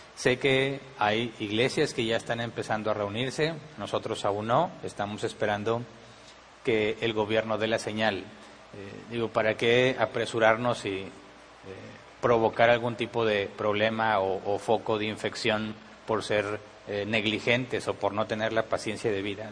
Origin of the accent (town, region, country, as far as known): Mexico